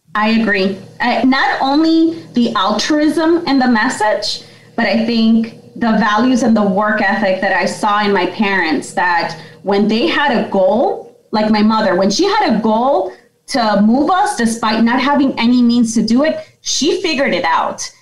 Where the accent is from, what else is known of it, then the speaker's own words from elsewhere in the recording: Yonkers, New York, United States; I'm originally from Yonkers in New York